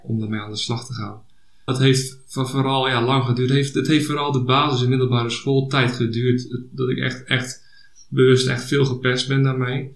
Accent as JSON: {"language": "Dutch", "town": "Hendrik-Ido-Ambacht", "region": "South Holland", "country": "Netherlands", "said": "ik kom uit Hendrik Jeroen Ambacht"}